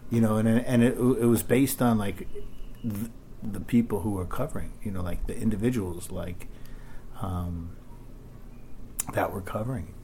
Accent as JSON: {"language": "English", "town": "New York City", "region": "New York", "country": "United States", "tie": "born or raised there", "said": "I lived in Queens till I was about five"}